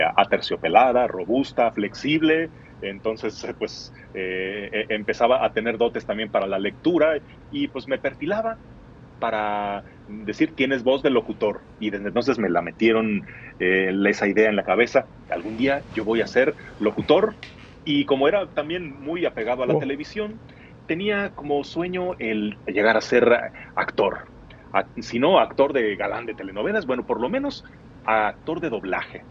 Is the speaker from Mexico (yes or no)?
yes; Guadalajara, Jalisco, Mexico; soy de la Perla Tapatía, de Guadalajara, Jalisco